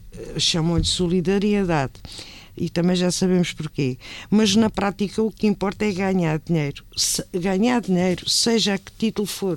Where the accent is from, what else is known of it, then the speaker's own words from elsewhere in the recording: Tomar, Santarém District, Portugal; a minha terra claro. e Tomar